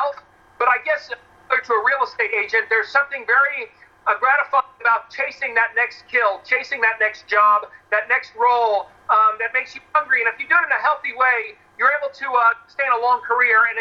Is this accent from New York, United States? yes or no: yes; New York City, New York, United States; now in Los Angeles, United States; as a New Yorker